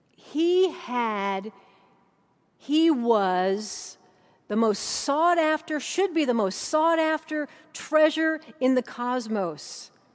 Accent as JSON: {"language": "English", "town": "Saint Paul", "region": "Minnesota", "country": "United States", "tie": "born or raised there", "moved": "yes", "lives_now": "Abingdon, Virginia, United States", "said": "I'm from Saint Paul, Minnesota"}